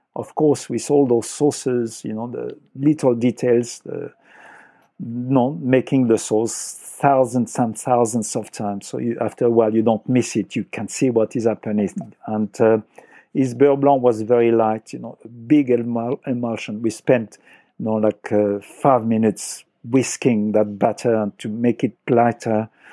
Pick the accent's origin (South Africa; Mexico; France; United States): France; accent: French; English is a second language; moved away as an adult; also born or lived in Paris, France / London, United Kingdom; now in Australia; I was born on the Loire Valley.